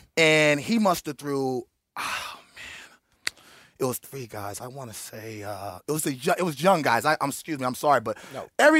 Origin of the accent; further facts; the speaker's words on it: Oakland, California, United States; I'm from Oakland.